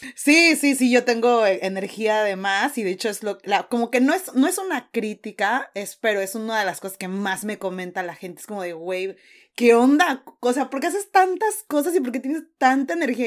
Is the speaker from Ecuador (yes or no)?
no; Mexico; moved away as an adult; now in New Zealand; como mexicana o latina